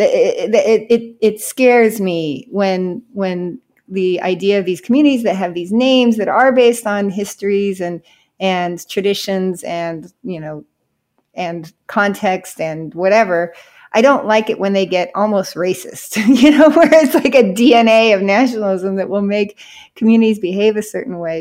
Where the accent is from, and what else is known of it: California, United States; now in Miami, United States